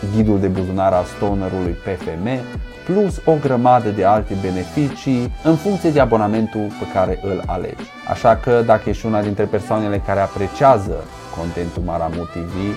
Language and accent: Romanian; Romania; now in United States; după ce m-am mutat în state, crescând în România